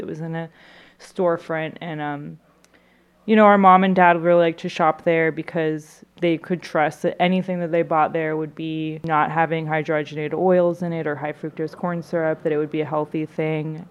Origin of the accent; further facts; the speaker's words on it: Austin, Texas, United States; now in St. Louis, United States; I'm from Austin, Texas, and I grew up going to Whole Foods